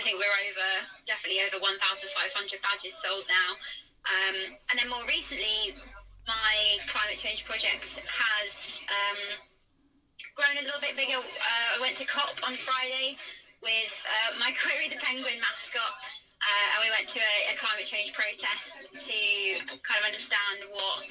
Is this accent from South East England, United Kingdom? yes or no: yes; Tunbridge Wells, South East England, United Kingdom; moved away as an adult; now in Bournemouth, United Kingdom; I'm originally from Tunbridge in Kent. I grew up in the Guides